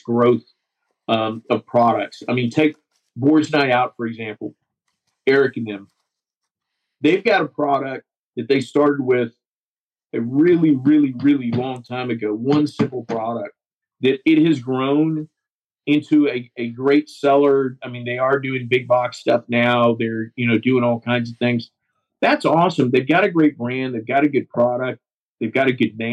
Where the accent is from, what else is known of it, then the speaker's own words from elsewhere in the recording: Seguin, Texas, United States; I've got an office in my hometown of Seguin, which is between Austin and San Antonio, Texas